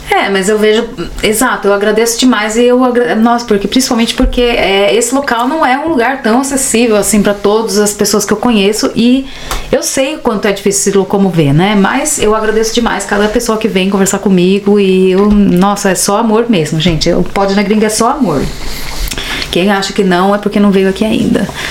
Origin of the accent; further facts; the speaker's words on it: Brazil; moved away as an adult; now in Berlin, Germany; eu sou brasileira